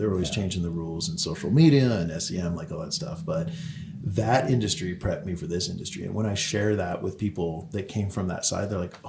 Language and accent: English; California, United States; oh, I'm from California. That's a one-time thing.